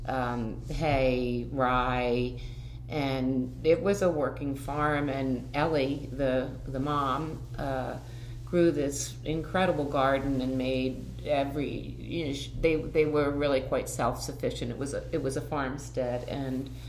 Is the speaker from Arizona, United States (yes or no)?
no; Philadelphia suburbs, Pennsylvania, United States; I grew up in the Philadelphia suburbs